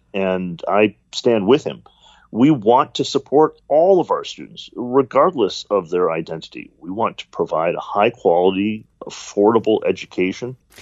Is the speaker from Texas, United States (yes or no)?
no; Detroit, Michigan, United States; I'm an American. I was born here in the United States, grew up in Detroit